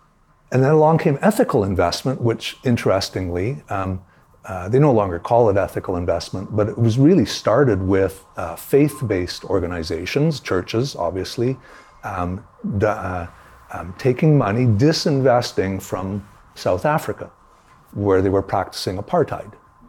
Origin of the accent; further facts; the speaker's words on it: Toronto, Ontario, Canada; I grew up in Toronto. we had three television stations in Toronto.